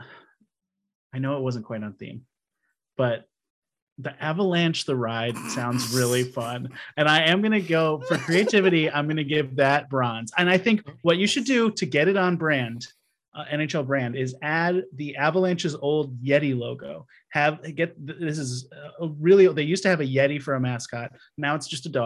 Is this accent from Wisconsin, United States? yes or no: yes; Wisconsin, United States; moved away; also born or lived in Seattle, Washington; I grew up in Wisconsin